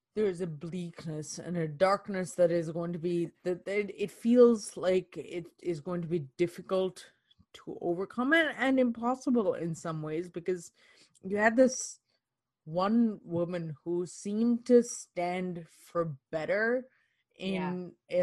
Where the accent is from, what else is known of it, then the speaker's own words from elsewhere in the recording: Canada; as Canadians, as as Canadian women